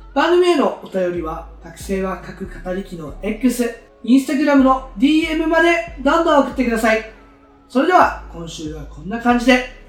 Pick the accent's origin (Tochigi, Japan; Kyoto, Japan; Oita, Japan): Oita, Japan; moved away as an adult; now in Fukuoka, Japan; 僕は大分県出身、現在二十歳です、大学は福岡大学に通っておりまして